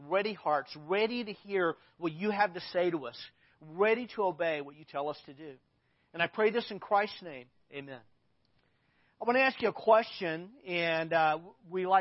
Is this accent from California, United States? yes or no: no; Arkansas, United States; I grew up in Arkansas